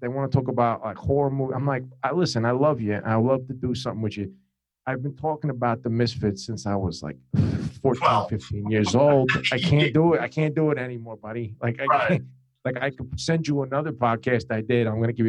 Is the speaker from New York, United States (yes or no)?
no; New Jersey, United States; We're both from New Jersey.